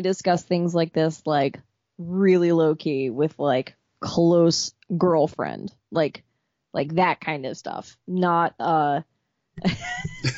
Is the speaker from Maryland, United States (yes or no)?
yes; Baltimore, Maryland, United States; I'm going to root for my home team. I'm from Baltimore